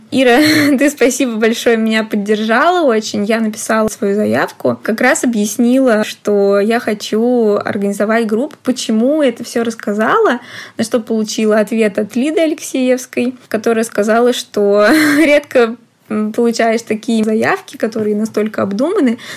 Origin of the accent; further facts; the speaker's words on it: Tver, Tver Oblast, Russia; после того, как я приехала из Твери mm-hmm. учиться в университете